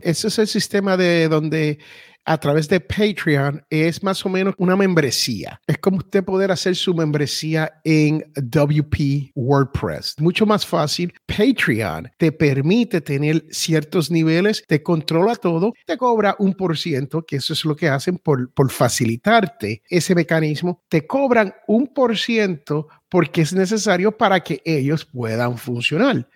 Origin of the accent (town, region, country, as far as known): United States; born or raised there